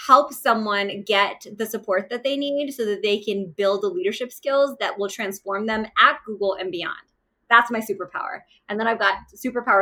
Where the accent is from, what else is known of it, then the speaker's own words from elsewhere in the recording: Pakistan; moved away; I am originally Pakistani. So I was born in Pakistan and my father is a traditional Pakistani man